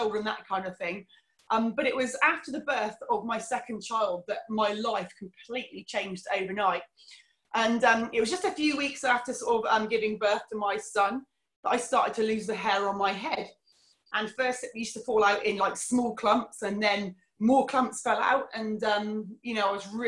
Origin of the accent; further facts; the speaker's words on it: Cornwall, South West England, United Kingdom; also born or lived in Fife, Scotland; So I was born in Scotland, came back to Cornwall when I was about 2 years old, and had a really, really lovely childhood.